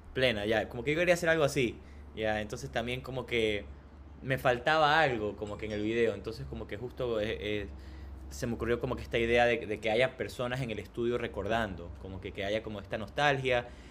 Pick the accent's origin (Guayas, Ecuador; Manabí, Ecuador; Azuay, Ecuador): Guayas, Ecuador; Guayaquil; also born or lived in Canada; yo vengo de Guayaquil, una ciudad donde el punk, por ejemplo, tuvo un apogeo muy grande y, y creó como que justo estos movimientos y estos espacios culturales donde, eh, que tenían como que mucho valor eh, yo recuerdo mi infancia yendo a esos, a esos conciertos